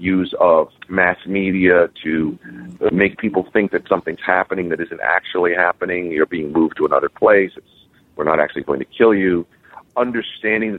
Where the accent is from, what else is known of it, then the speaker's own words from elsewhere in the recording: United States; growing up in the United States